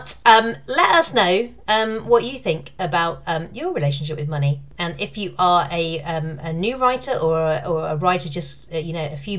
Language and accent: English; United Kingdom; I am British, I'm a woman